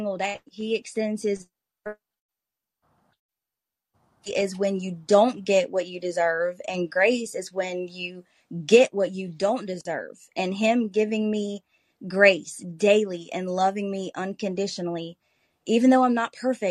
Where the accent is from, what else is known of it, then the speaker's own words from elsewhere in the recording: Bluff Creek, Louisiana, United States; I am from Bluff Creek, Louisiana. It's a small rural community where everybody knows everybody, and I absolutely love it here